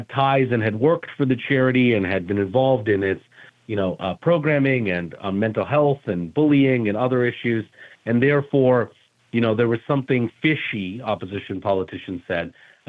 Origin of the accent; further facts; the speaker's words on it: Canada; now in New York, United States; I sat through it as a Canadian citizen, now living in New York, though, and working and practicing law here.